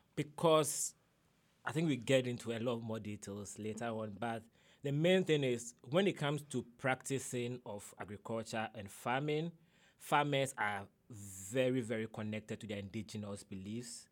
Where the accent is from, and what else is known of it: Kumasi, Ashanti, Ghana; born or raised there; English is a second language; moved away as an adult; also born or lived in Accra, Ghana / northern Ghana / Ada, Ghana; now in Arkansas, United States